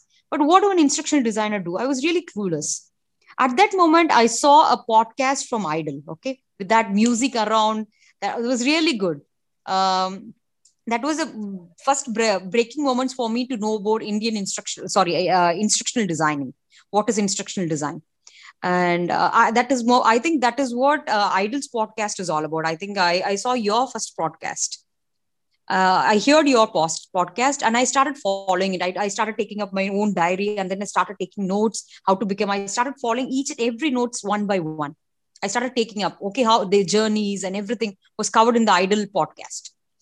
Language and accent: English; India; I'm from India